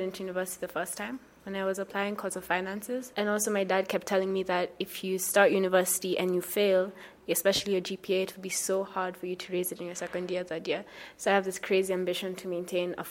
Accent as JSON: {"language": "English", "country": "Kenya", "said": "I am from Rocha, Kenya"}